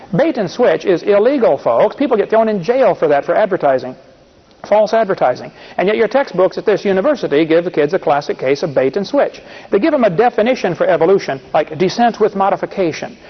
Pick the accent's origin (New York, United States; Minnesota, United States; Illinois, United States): Illinois, United States; I, I come from Illinois, corn country.